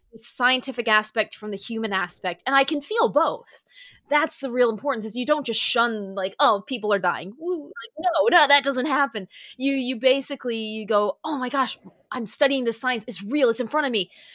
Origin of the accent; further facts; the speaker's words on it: Michigan, United States; moved away as an adult; also born or lived in Sioux City, Iowa / Valparaiso, Indiana; my home state